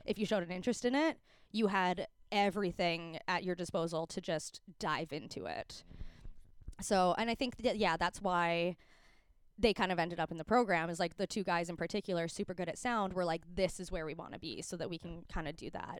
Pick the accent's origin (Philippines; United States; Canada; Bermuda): Canada; Calgary, Alberta; moved away as an adult; now in Vancouver, Canada; growing up in Calgary